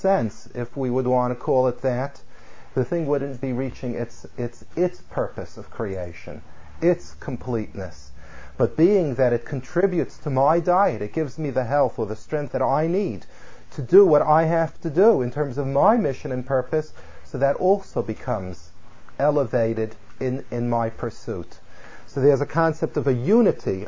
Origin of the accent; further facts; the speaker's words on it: California, United States; I come from California